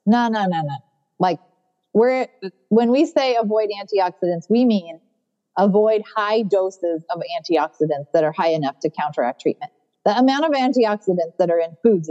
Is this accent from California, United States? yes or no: yes; California, United States; now in North Carolina, United States; I grew up in California